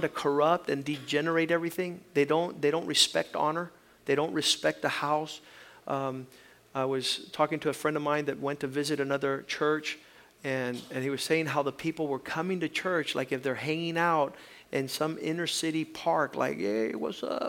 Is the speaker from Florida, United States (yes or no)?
yes; Titusville, Florida, United States; where I was growing up in Titusville, here in Florida